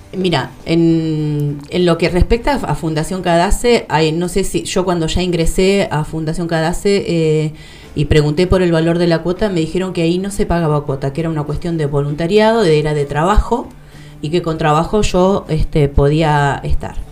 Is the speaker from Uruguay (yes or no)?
no; Patagonia, Argentina; somos patagónicos